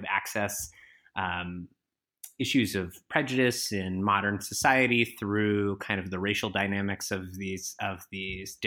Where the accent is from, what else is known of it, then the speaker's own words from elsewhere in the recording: Bloomington, Indiana, United States; also born or lived in Vermont; I was born in Vermont, but I grew up in southern Indiana, just outside of Bloomington